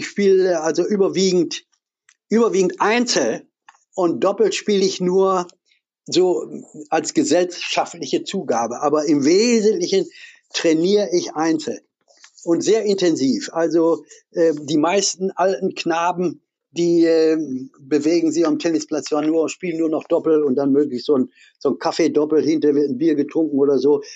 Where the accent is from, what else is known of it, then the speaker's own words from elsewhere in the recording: Essen, North Rhine-Westphalia, Germany; ich bin in Essen groß geworden, Essen-Ruhr, in der Kruppstadt.